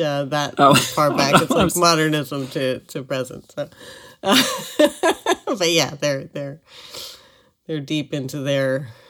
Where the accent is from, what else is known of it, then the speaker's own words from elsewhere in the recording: New York, United States; moved away as an adult; I'm originally from New York.